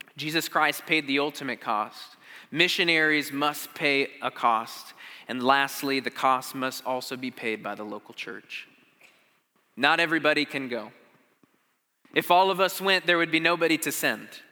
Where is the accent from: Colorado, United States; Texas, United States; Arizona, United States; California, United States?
Arizona, United States; I grew up in Arizona